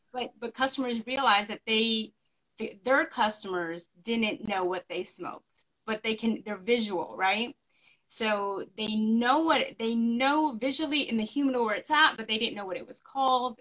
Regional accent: the West, United States; moved away as an adult; now in North Carolina, United States; I'm from the West. All my family and friends are like in California and Las Vegas

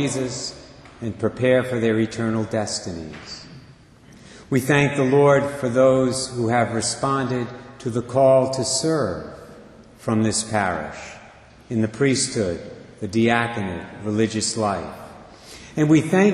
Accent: Barrington, United States; moved away; my hometown of Barrington

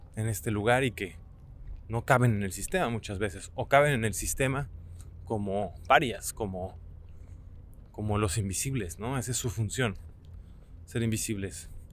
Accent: Mexico; moved away as an adult; now in Lisbon, Portugal; vengo de México

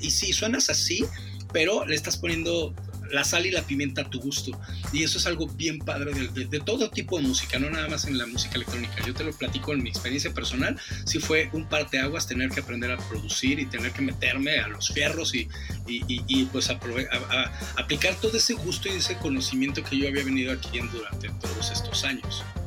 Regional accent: Mexico; moved away as an adult; also born or lived in England; soy el mexicano

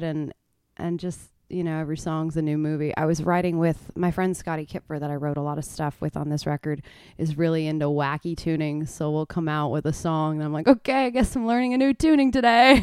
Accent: Stratford, Ontario, Canada; moved away as an adult; now in Nashville, United States; originally from Ontario, just right above Michigan

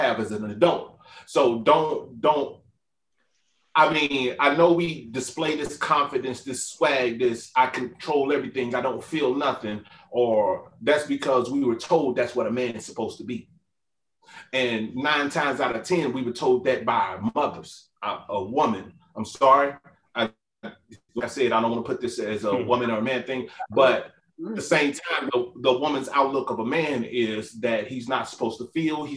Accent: St. Louis, Missouri, United States; moved away; I'm from St. Louis.

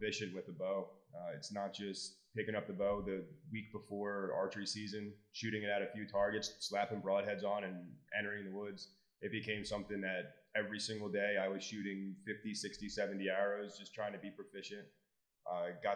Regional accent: New York City, New York, United States; moved away as an adult; now in Lancaster County, Pennsylvania, United States; So I'm originally from New York City. I moved to Jersey or moved to Pennsylvania about 7 years ago.

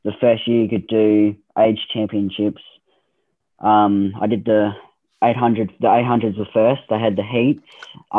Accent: Forth, Tasmania, Australia; I'm from Forsyth, so just in between Devonport and Turners Beach

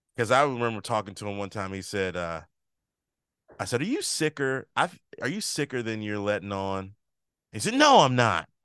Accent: Maryland, United States; also born or lived in Chicago; now in New Jersey, United States

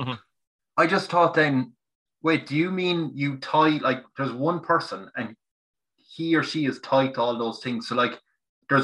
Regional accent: Tipperary, Munster, Ireland; I'm from Ireland, right? From countryside in Tipperary

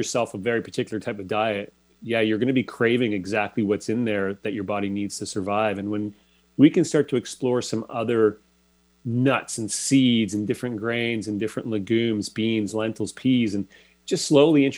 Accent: Toronto, Ontario, Canada; moved away as an adult; I'm originally from Toronto, so pretty big city setting.

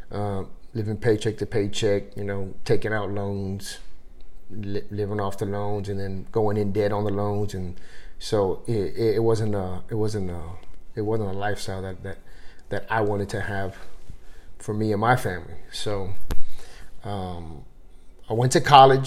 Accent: Converse, Texas, United States; moved away as an adult; I grew up, like, in Converse and Live Oak area.

